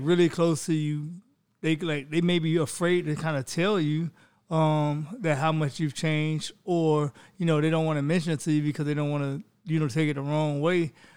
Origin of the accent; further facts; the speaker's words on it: Florida, United States; that's from my home state